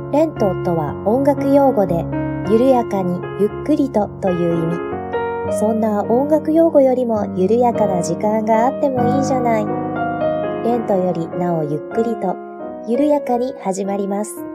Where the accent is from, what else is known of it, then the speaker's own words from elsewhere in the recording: Kansai, Japan; 私、関西の出身なんですが